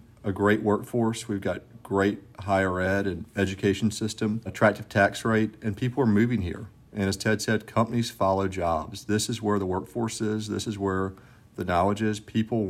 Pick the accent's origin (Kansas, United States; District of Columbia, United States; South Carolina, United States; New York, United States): South Carolina, United States; Spartanburg; I am sitting in Spartanburg, South Carolina, my hometown and our corporate headquarters, nestled in the foothills of the upstate on I-85 and I-26.